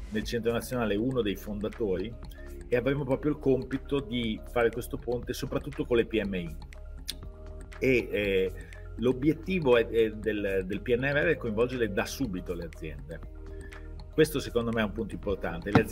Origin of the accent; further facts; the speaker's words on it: Bologna, Emilia-Romagna, Italy; io sono bolognese, ma ho sempre lavorato in aziende e fuori da Bologna